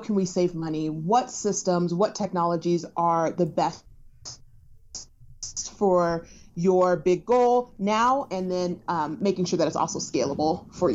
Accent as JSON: {"language": "English", "town": "Denver", "region": "Colorado", "country": "United States", "said": "I am from Denver, Colorado"}